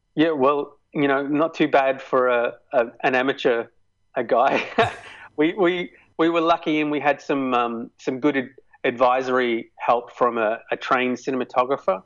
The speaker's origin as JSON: {"language": "English", "town": "Melbourne", "region": "Victoria", "country": "Australia", "tie": "born or raised there", "said": "my hometown"}